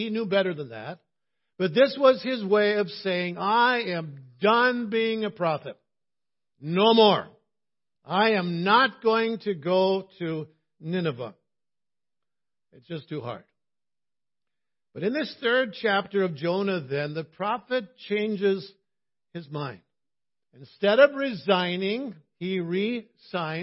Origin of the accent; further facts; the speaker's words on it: Cloquet, Minnesota, United States; my hometown of Cloquet